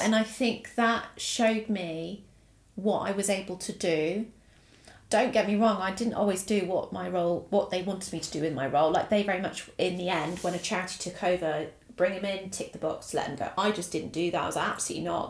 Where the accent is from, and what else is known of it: Essex, East of England, United Kingdom; born or raised there; also born or lived in Italy